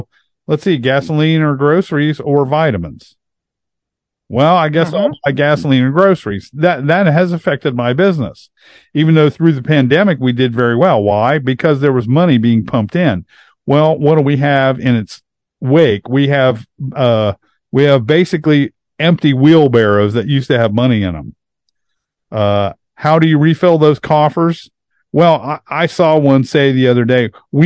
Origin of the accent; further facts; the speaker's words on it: Hebron, Ohio, United States; my hometown in Hebron